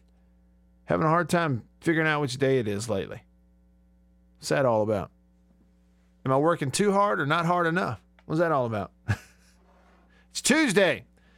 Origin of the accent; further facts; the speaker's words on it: Alabama, United States; I grew up in Alabama. Sure did. Around a lot of those Alabama folks.